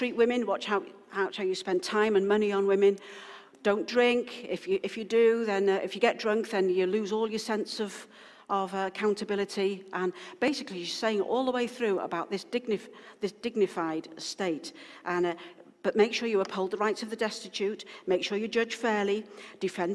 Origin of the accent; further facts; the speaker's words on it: Wales, United Kingdom; now in Wakefield, United Kingdom; because I'm originally from Wales and I'm Welsh heritage